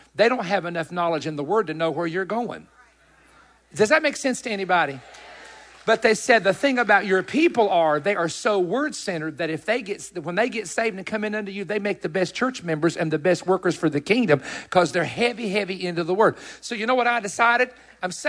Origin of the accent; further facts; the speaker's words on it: Cleveland, Tennessee, United States; Bob Jones University in Cleveland, Tennessee, in my hometown